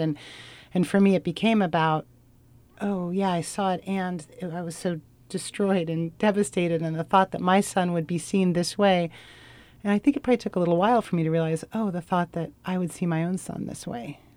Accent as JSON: {"language": "English", "town": "Portland", "country": "United States", "said": "I'm from Portland"}